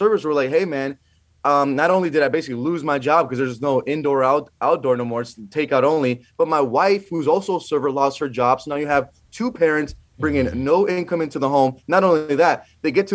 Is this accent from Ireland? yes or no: no; California, United States; here in my home state of California